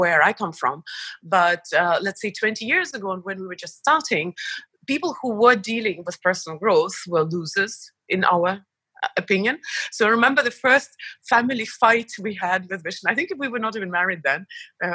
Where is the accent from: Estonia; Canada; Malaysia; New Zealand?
Estonia; moved away as an adult; also born or lived in Belarus / United States; But I was only born there, and that was before the explosion. And then I lived the majority of my life in Estonia